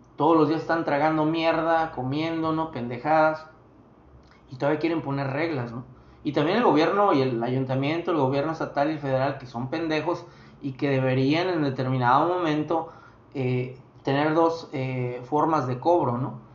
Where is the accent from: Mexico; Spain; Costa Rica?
Mexico; Nosotros sí tenemos identidad como mexicanos